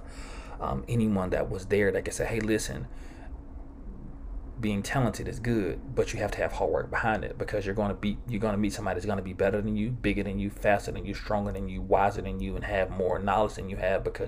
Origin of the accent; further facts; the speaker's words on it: Georgetown, Mississippi, United States; growing up in Georgetown, Mississippi